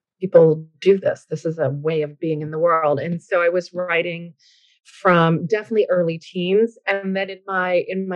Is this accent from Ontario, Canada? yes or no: no; Newfoundland and Labrador, Canada; moved away as an adult; now in Ottawa, Canada; But I'm originally from a small fishing village in rural Newfoundland.